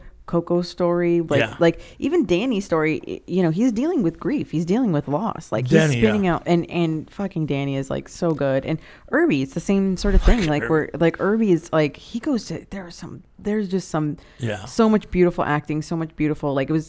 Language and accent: English; Hacienda Heights, California, United States; Hacienda Heights.